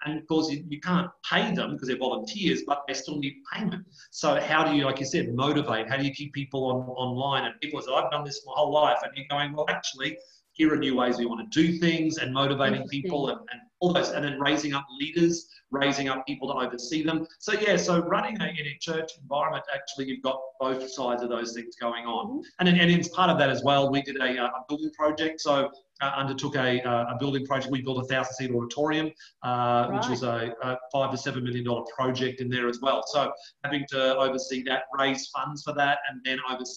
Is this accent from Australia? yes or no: yes; West Queensland, Australia; where I grew up out in West Queensland, there were no high schools.